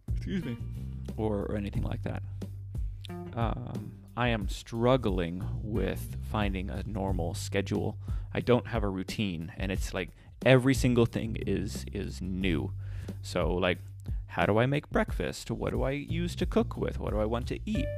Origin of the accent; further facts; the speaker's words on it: United States; my bad Spanish and my bad accent because I'm, I'm I'm a gringo